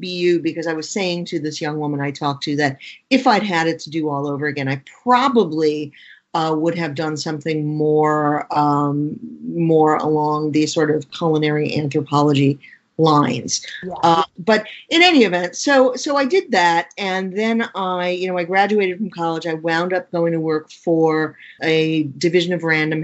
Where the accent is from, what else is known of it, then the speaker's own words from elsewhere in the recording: New York City, New York, United States; I grew up in Queens, New York in the 1960s and 70s.